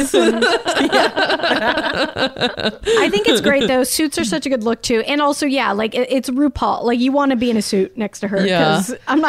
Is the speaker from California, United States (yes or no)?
no; Salt Lake City, Utah, United States; moved away as an adult; now in Los Angeles, United States; I grew up in Utah